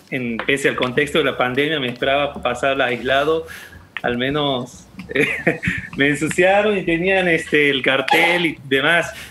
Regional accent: Santiago del Estero, Argentina; el único profesorado, es en Tintina el único profesorado que hay. La ciudad más cercana de mi pueblo.

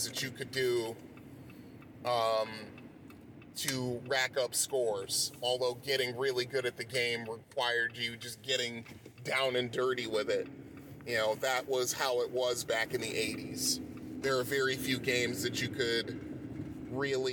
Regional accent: Bridgeport, Connecticut, United States; growing up in Bridgeport, Connecticut

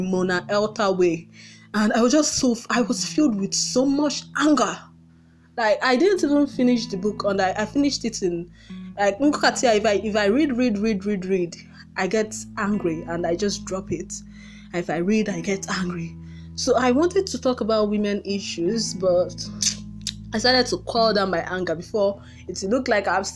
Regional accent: Nigeria; Most Nigerian parents

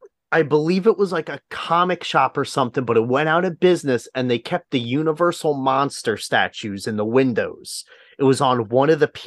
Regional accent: Wildwood, New Jersey, United States; I live closer to Seaside and Point Pleasant, because I'm just like, I grew up at Wildwood

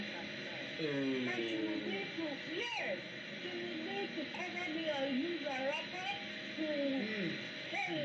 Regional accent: Owo, Ondo, Nigeria; I am from Owo. And I grew up with my mother, who is late now

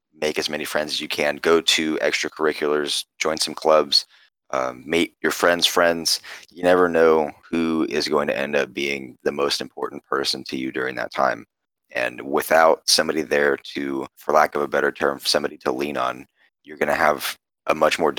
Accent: Carrollton, Texas, United States; I am born and raised in the area. I grew up over in Carrollton, and I came to UTD

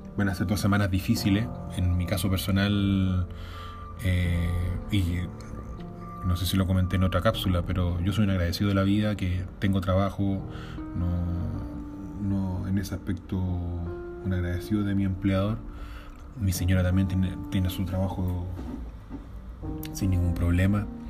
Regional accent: Valparaíso / Viña del Mar, Chile; como porteño, como viñamarino

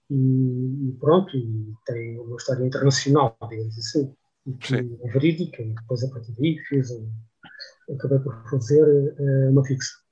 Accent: Barreiro, Lisbon, Portugal; a minha terra de origem, o Barreiro

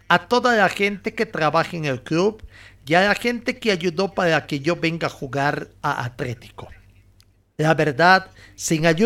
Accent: Bolivia; also born or lived in Chile; Casualidades de la vida, soy de Bolivia y me tocó jugar varios años en Chile.

